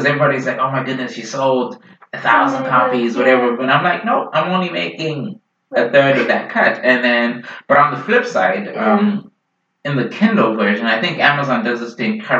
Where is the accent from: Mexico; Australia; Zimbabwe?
Zimbabwe; also born or lived in Idaho; now in Seattle, United States; Zimbabwean politics as well, which is my home country.